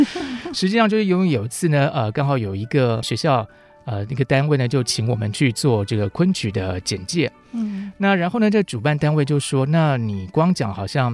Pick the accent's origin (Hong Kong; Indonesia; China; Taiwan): Taiwan; southern Taiwan; 我毕竟是南方长大的，对，对，所以这个台湾的阳光孕育了我这种开朗的个性